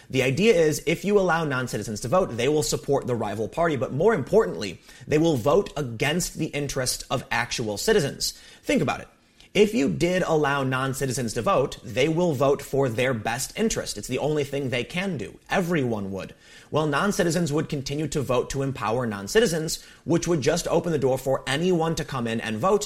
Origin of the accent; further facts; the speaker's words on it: South Carolina, United States; my home state of South Carolina